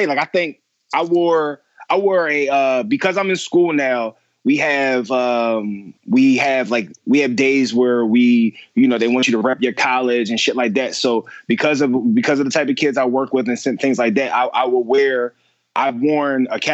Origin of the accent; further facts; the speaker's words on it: Philadelphia, Pennsylvania, United States; me growing up in Philly, polo was everything